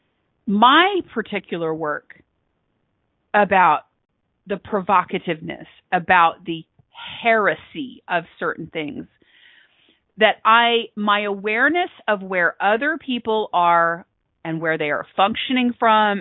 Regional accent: Texas, United States; So I am a Texan by birth. I consider myself a global citizen. I currently reside in Texas, and I've been here a long

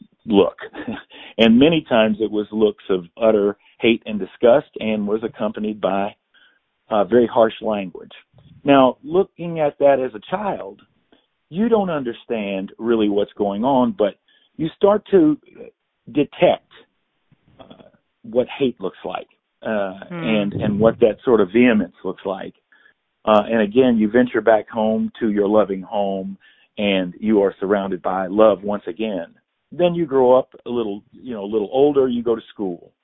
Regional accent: Indianapolis, Indiana, United States; I was born in Indianapolis, Indiana

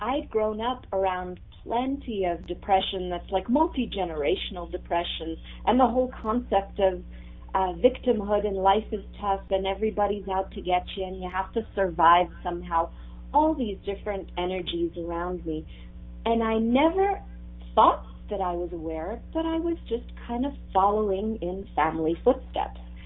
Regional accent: Texas, United States; also born or lived in Ramat Gan, Israel / Boston area / Houston; I was actually born in Israel. I was born in Ramat Gan, and I lived there. It's the land of diamonds and chocolate, so I was in good company. And then from there, we moved to Texas, and I lived there for most of my childhood growing up

